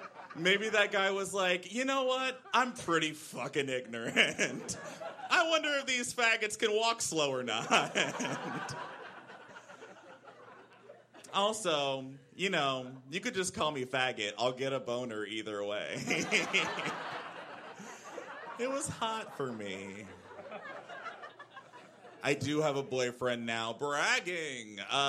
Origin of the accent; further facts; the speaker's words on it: Central Texas, United States; now in Brooklyn, United States; I grew up in Central Texas